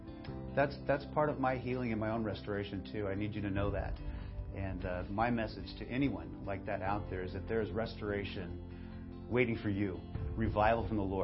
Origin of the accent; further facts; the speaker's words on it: Bakersfield, California, United States; I was born and raised right here in Bakersfield, in this church, Bakersfield First Assembly.